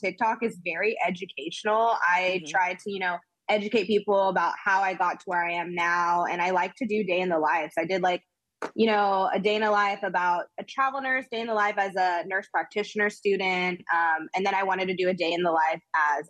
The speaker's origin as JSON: {"language": "English", "town": "Austin", "region": "Texas", "country": "United States", "tie": "born or raised there", "moved": "as an adult", "lives_now": "Los Angeles, United States", "said": "I'm from Austin. I'm born and raised in Austin."}